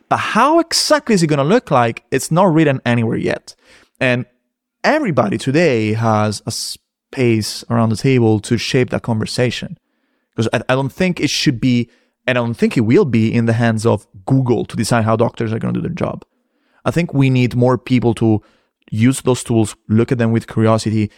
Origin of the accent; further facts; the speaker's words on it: Rome, Lazio, Italy; moved away; I'm from Rome